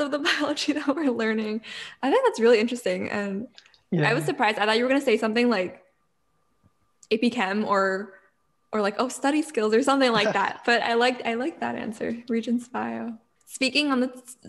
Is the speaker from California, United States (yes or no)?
no; New York, United States; we're from New York originally